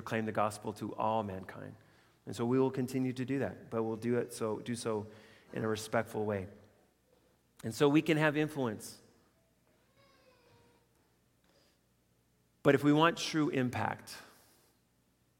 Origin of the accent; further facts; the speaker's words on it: Canada; as Canadian citizens